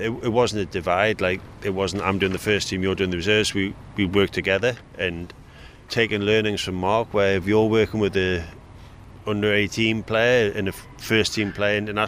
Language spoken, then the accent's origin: English; Newcastle upon Tyne, North East England, United Kingdom; I'm from Newcastle